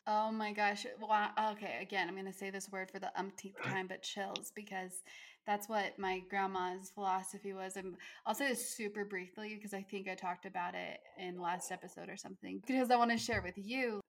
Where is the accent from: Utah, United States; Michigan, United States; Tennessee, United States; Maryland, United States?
Utah, United States; I'm from Utah and it's a predominantly Mormon state as well